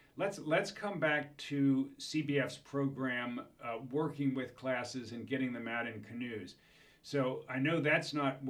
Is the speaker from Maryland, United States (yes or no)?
yes; Baltimore, Maryland, United States; growing up in Baltimore